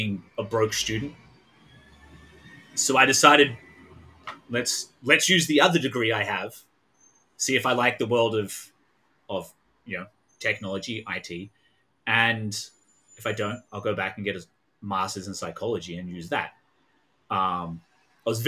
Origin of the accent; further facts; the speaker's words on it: Australia; moved away as an adult; also born or lived in Melbourne, Australia; now in United States; I am Australian. I live in America now